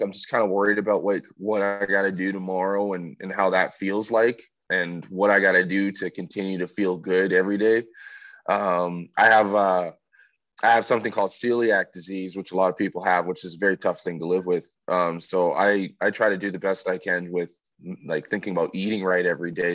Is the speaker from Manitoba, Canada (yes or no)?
yes; Winnipeg, Manitoba, Canada; I'm from Winnipeg